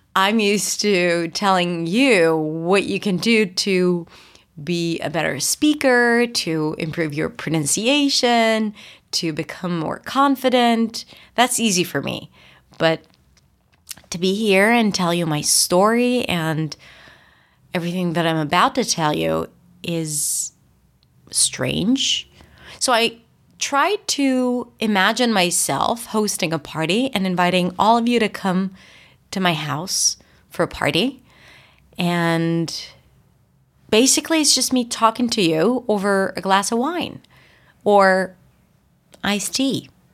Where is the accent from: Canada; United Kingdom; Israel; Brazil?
Israel; English is a second language; moved away as an adult; also born or lived in New York; I just moved to New York and I'm from Israel